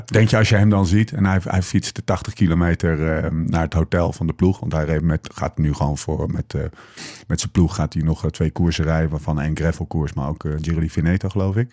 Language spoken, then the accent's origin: Dutch; Netherlands; Wij kijken er als Nederlanders